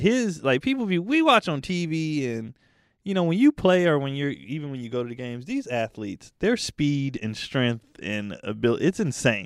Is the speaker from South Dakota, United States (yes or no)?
no; the Bay Area, California, United States; I'm from the Bay, when I was growing up, the Warriors sucked